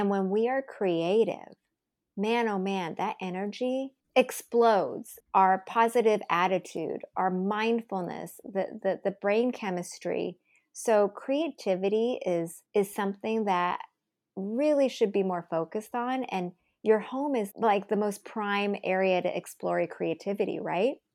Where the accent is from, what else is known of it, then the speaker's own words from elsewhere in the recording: United States; I'm Asian American